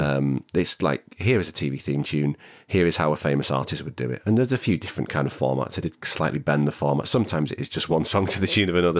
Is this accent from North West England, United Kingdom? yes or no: yes; the Northwest, North West England, United Kingdom; I'm from the Northwest, it's not a very affluent area that I grew up